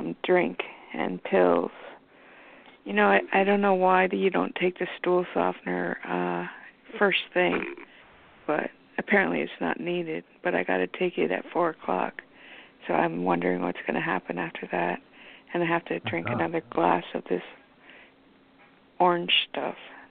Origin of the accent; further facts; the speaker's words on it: Canada; I'm Canadian.